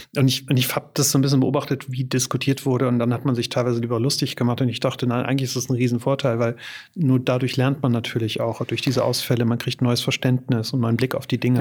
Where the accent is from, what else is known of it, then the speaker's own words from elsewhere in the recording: Germany; wir vielleicht als Deutsche oder in Deutschland